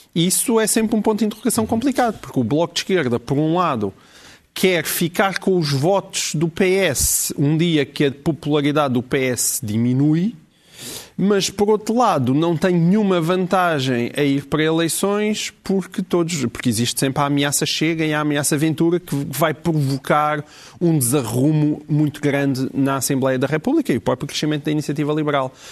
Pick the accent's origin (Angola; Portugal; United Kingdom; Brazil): Portugal; Alentejo; eu sou alentejano